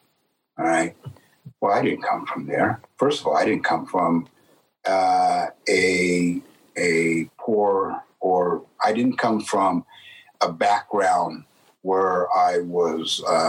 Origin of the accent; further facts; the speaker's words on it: San Jose, California, United States; I grew up in San Jose, California, 0.2%. Black or people of color, 0.2%. And I was the only black kid in my class all through my grade year, the only one.